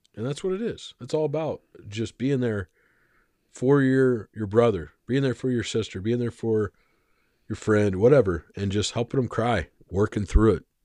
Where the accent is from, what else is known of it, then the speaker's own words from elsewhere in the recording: Arizona, United States; I grew up in Arizona for most of my life